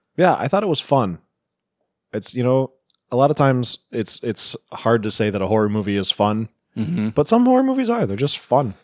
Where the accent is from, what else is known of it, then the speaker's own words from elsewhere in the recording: Enumclaw, Washington, United States; I'm from Enumclaw